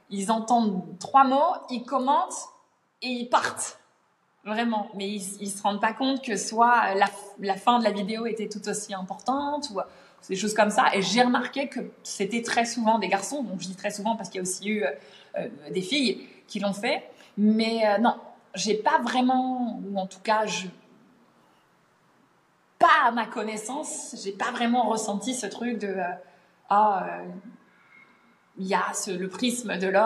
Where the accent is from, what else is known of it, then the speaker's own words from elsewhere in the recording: United Kingdom; accent: British; French is a second language; j'ai des commentaires parfois sur mon accent brit, euh, des gens qui disent ah trop bizarre l'accent accent britannique